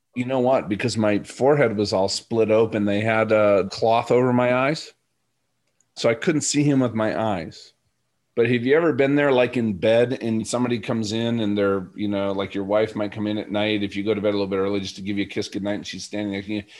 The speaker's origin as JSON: {"language": "English", "region": "Minnesota", "country": "United States", "said": "I'm from Minnesota"}